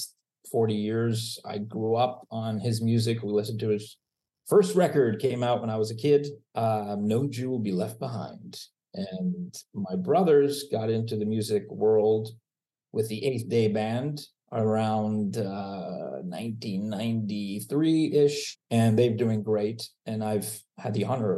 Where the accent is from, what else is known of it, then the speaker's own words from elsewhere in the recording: Long Beach, California, United States; So I grew up in Miami Beach, Florida, till I was 9 years old, and then moved to Long Beach, California, and grew up there